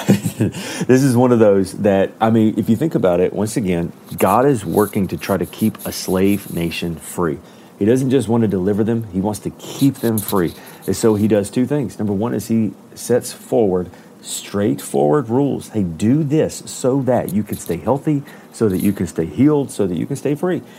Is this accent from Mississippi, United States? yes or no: no; Alabama, United States; I am from Alabama